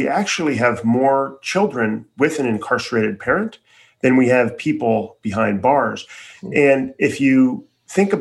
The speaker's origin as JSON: {"language": "English", "town": "Chicago", "region": "Illinois", "country": "United States", "tie": "born or raised there", "said": "I grew up in Chicago for the most part"}